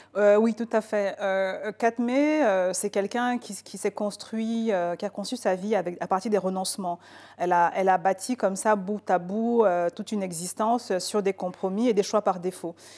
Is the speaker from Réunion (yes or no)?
no; Cameroon; Je suis née, j'ai grandi au Cameroun